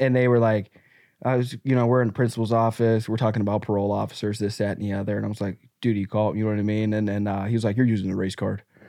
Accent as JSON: {"language": "English", "region": "the South", "country": "United States", "tie": "born or raised there", "said": "I grew up in the Black South"}